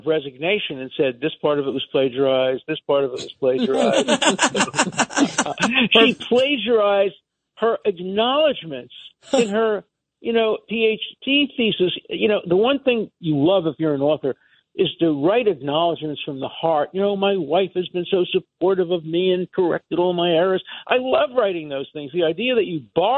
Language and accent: English; New York City, New York, United States; I came from Brooklyn